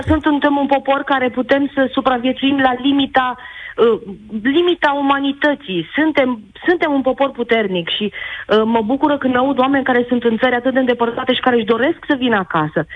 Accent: Timișoara, Timiș County, Romania; eu sunt de la Timișoara

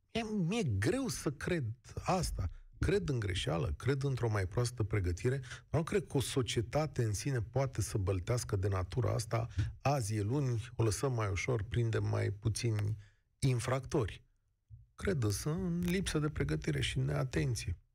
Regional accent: Brașov, Brașov County, Romania

